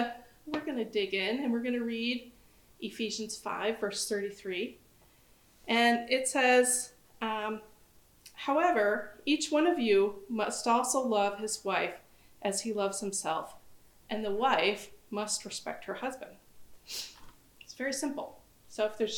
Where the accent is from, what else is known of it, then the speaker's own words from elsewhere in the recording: United States; I'm from the United States.